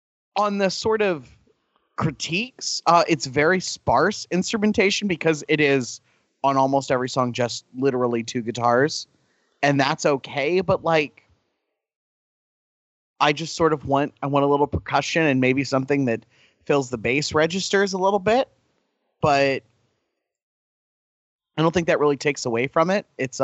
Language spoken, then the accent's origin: English; Mexico; moved away; Like, yes, we grew up in Mexico. We got bored of their music, so we went to Europe, and somehow we fucking ended up in Ireland